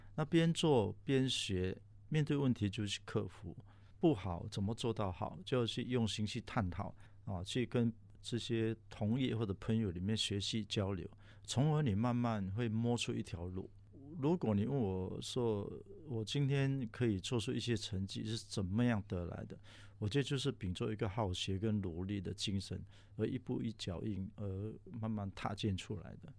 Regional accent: Singapore; moved away as an adult; also born or lived in Taiwan; 回来新加坡

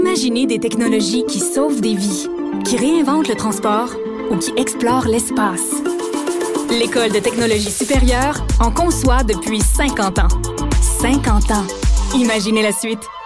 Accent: Quebec, Canada; ici, chez nous au Québec

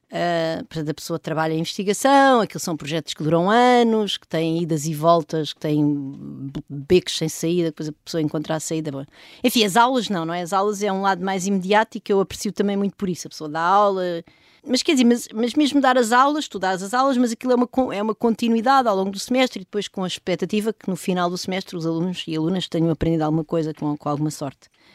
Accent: Vimeiro, Centro, Portugal; also born or lived in Lisbon; eu nasci em Lisboa e uhum. depois, quando tinha mais ou menos dois anos, fui ver para casa dos meus avós, numa aldeia ao pé da Benedita, numa aldeia que é o Vimeiro

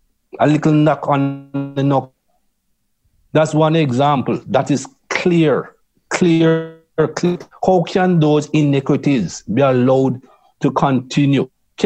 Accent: Jamaica; moved away; also born or lived in England; I grew up in Jamaica. And as a young man, there was racism in Jamaica

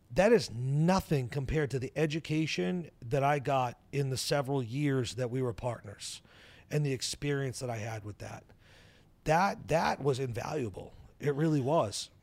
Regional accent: New Hampshire, United States; I live in New Hampshire, I grew up in New Hampshire.

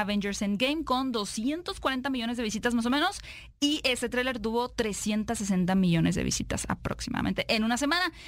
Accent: Mexico; nosotros como mexicanos

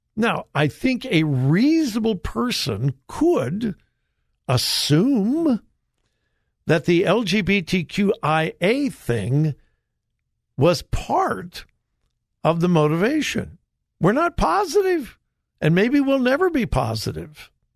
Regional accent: Los Angeles, California, United States; Los Angeles, my hometown

